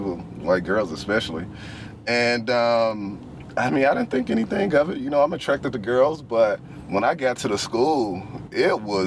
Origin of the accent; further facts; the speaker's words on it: Memphis, Tennessee, United States; also born or lived in Murfreesboro, Tennessee; I was born in Memphis, Tennessee. I didn't go to school with one white person in Memphis.